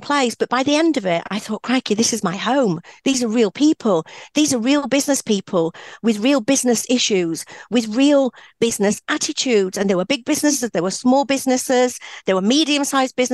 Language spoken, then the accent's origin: English; Yorkshire and the Humber, United Kingdom; I'm a Yorkshire girl born and bred, proud of it